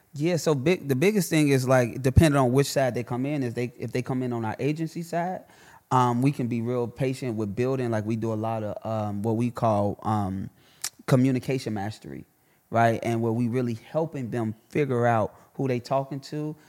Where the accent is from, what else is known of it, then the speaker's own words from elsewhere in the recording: Chicago, Illinois, United States; I'm a kid from Chicago. My daddy got killed when I was one.